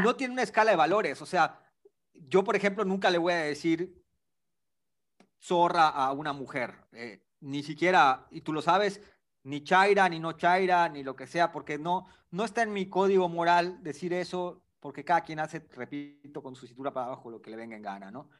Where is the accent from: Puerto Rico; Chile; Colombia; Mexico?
Mexico; Yucatán; mi acento chistoso, pues yo soy de Yucatán